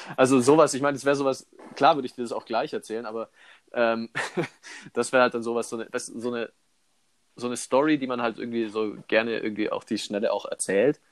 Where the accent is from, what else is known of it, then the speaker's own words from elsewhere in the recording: Immenstadt, Bavaria, Germany; ich bin ja in Immenstadt aufgewachsen